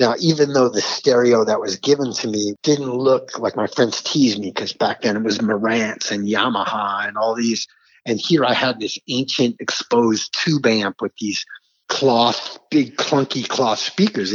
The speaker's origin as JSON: {"language": "English", "region": "New York", "country": "United States", "tie": "born or raised there", "moved": "yes", "lives_now": "Southern California, United States", "said": "I grew up on New York"}